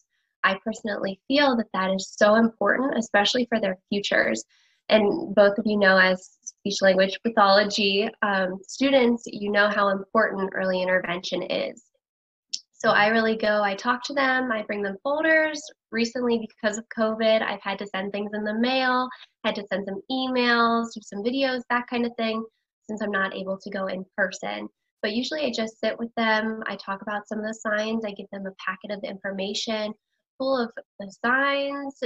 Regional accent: Pennsylvania, United States; I'm from Pennsylvania

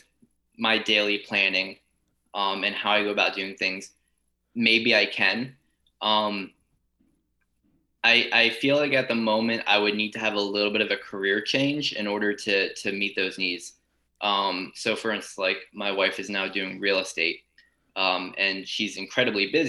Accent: Lancaster, Pennsylvania, United States; I come from Eastern Lancaster in Pennsylvania, which is kind of known for Amish country. So the high school I went to had a wood shop class

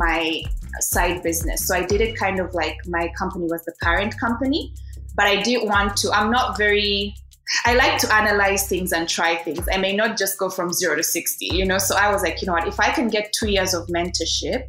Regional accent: Uganda; moved away as an adult; also born or lived in Kenya / China; start my own design studio in my home country

